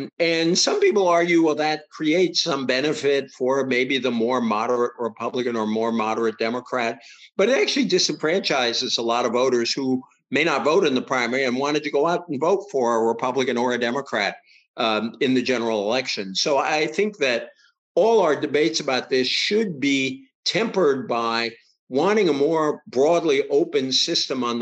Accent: Massachusetts, United States; it's the one I grew up with in Massachusetts

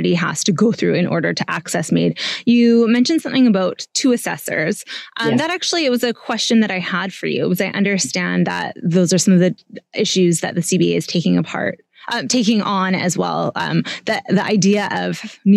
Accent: Vancouver, British Columbia, Canada; I'm from Vancouver

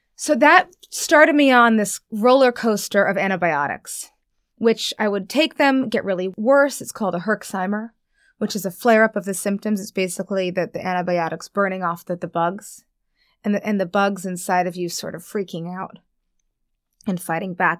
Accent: New York, United States; moved away as an adult; now in Los Angeles, United States; I live in Los Angeles now, born and raised in New York

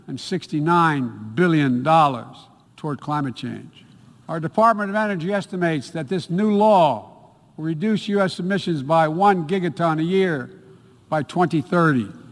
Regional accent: New York, United States; the state of New York, the Empire State, my home state

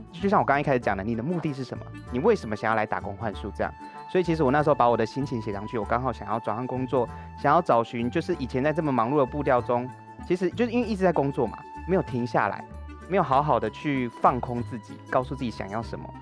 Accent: Taichung, Taiwan; moved away as an adult; also born or lived in Taipei; 我是个台中人，然后是后来才突然到台北工作的

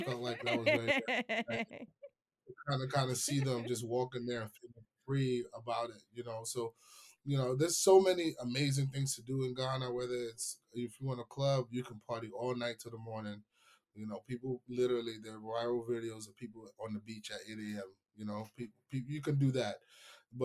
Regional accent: New York, United States; I mean, I'm a New Yorker, man.

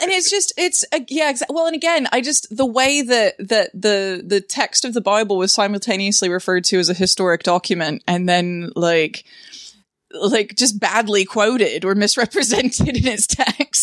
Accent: the American South, United States; I grew up in the American South

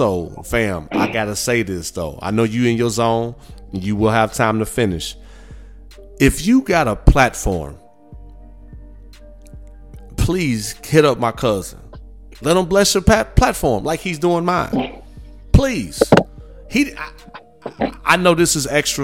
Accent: Midwest, United States; now in Houston, United States; I'm from the Midwest, born and raised

